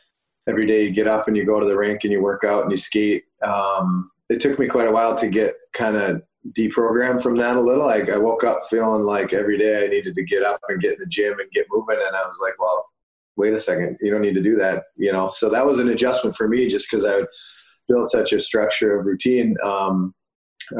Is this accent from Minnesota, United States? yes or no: yes; Moorhead, Minnesota, United States; my growing up in Moorhead as a kid